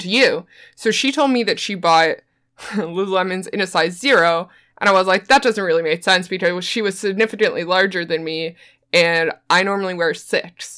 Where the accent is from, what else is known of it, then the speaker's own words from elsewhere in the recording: Newfoundland and Labrador, Canada; I'm from Newfoundland